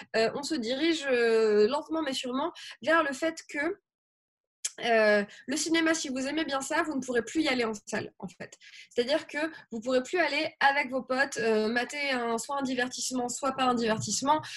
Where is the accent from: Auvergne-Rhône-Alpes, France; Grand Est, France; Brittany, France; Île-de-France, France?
Auvergne-Rhône-Alpes, France; Grenoble; je viens de Grenoble